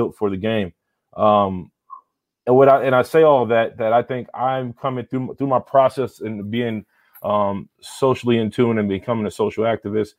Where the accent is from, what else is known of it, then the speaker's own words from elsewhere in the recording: New York City, New York, United States; I'm from the South Bronx, New York, born and raised.